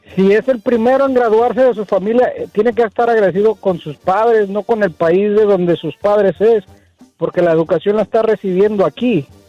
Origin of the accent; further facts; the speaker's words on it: Mexico; now in United States; siendo mexicano